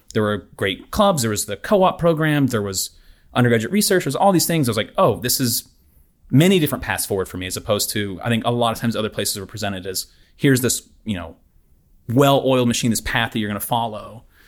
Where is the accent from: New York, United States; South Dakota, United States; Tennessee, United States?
Tennessee, United States; Knoxville; moved away as an adult; also born or lived in Houston, Texas; now in Auburn, United States; I'm from Knoxville, Tennessee originally